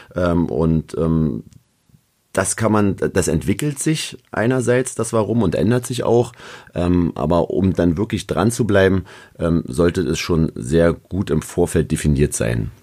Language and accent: German; Berlin, Germany; accent: Berlinisch; aus Berlin zu kommen